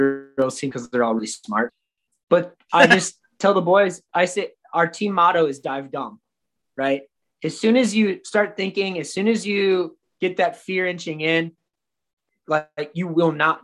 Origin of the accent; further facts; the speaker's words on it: Minnesota, United States; I'm from Minnesota. There's no mountains anywhere near here